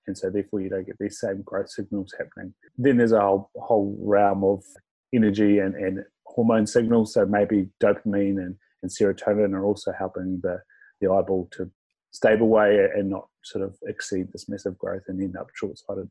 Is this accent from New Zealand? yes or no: yes; Invercargill, Southland, New Zealand; I'm from Invercargill, so we sort of lived in a small house till I was about four. And then we moved out to a semi-rural area of Invercargill